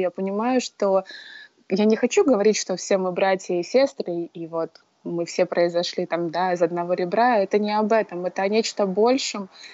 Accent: Murmansk, Murmansk Oblast, Russia; moved away as an adult; now in Hawaii, United States; я жила в одном городе, в Мурманске, с которыми я училась в школе, потом в колледже

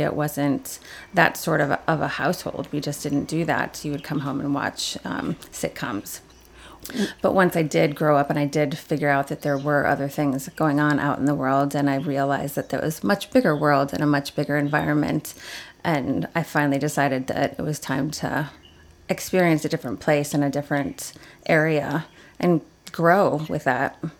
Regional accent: Aurora, Illinois, United States; I was born in Aurora, Illinois

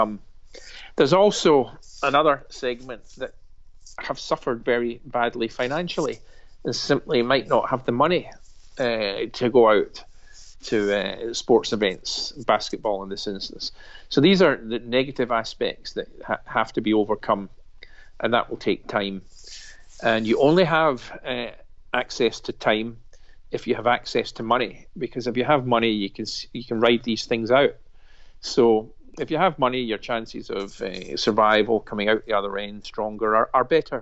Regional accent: Glasgow, Scotland, United Kingdom; I'm a Glaswegian. I live in the West End, that's down the road.

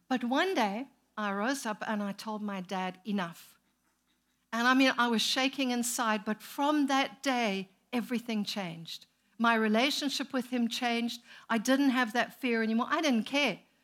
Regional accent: Zimbabwe; moved away as an adult; also born or lived in South Africa; now in United States; we were born and raised in Zimbabwe, planted a church there, moved to South Africa, planted a church, came here

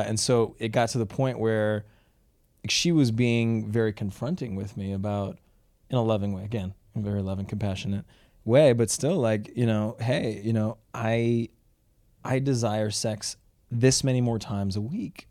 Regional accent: Canada; when I was growing up in Canada

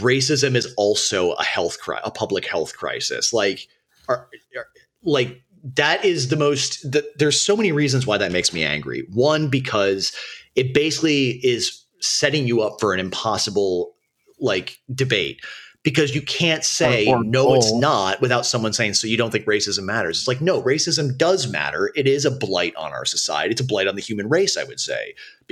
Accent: Minneapolis, Minnesota, United States; I was born and raised in Minneapolis during the, when it was the era where it was called Murderapolis

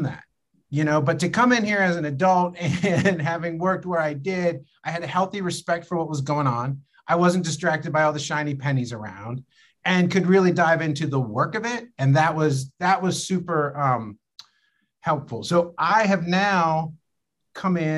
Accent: Pennsylvania, United States; also born or lived in Chicago; now in Los Angeles, United States; I grew up in Pennsylvania

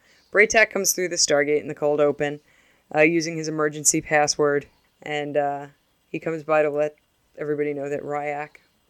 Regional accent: New York, United States; I'm specifically from New York

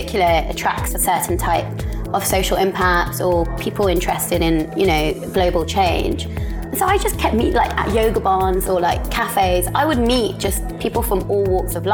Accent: London, United Kingdom; moved away as an adult; also born or lived in Cambridge / Paris / Bali; born and bred in the UK, in London, but ethnically and half Indian, half Pakistani

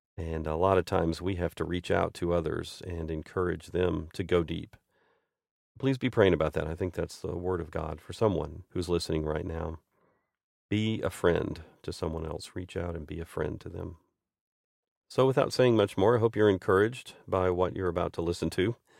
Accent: United States; moved away as an adult; also born or lived in Saint Petersburg, Russia; I grew up in this church. I'm an American

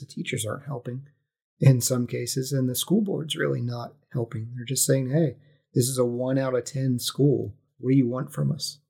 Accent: West Virginia, United States; I grew up in West Virginia

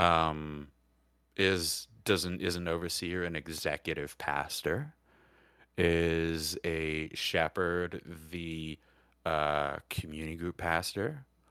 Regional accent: United States; also born or lived in Georgia / Alabama; I grew up on the Georgia, Alabama line

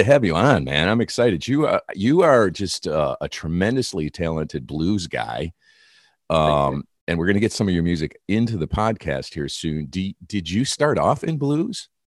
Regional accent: Detroit, Michigan, United States; now in California, United States; I am a Californian at this point, but I started off in Detroit.

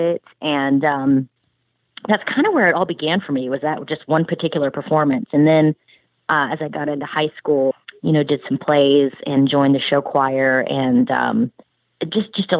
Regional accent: Charleston, South Carolina, United States; moved away as an adult; now in Nashville, United States; I'm originally from Charleston, South Carolina, and grew up there

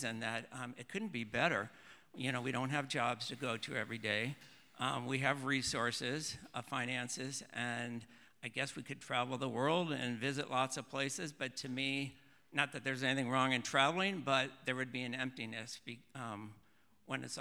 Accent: Ohio, United States; moved away as an adult; also born or lived in Oregon; born and raised in Ohio

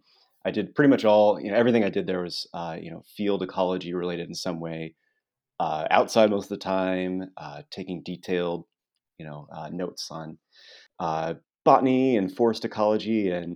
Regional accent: Springfield, Illinois, United States; Yeah, well, I grew up in Springfield, Illinois, and as long as I can remember, I was a kid that was always interested in natural history

